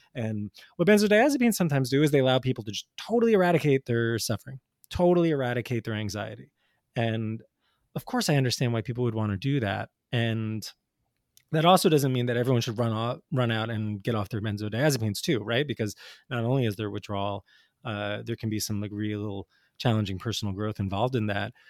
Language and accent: English; New Jersey, United States; I grew up in North Jersey in the 80s and 90s